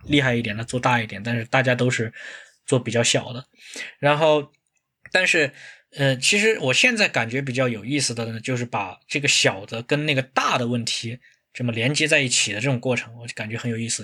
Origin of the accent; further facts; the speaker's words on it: China; 比如说我们中国人，我们有，都有两种说法哈